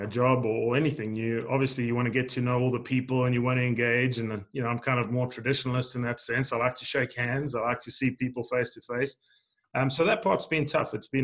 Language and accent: English; South Africa; moved away as an adult; also born or lived in Arkansas, United States; now in United States; I grew up in South Africa. I actually grew up on the east coast of South Africa in a sugarcane farming region